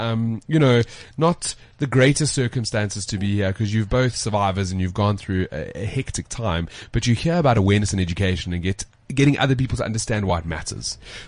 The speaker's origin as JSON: {"language": "English", "country": "South Africa", "accent": "South African", "said": "our accent sounds pretty cool. And it's the weirdest thing how, as South Africans, we can just put ourselves down."}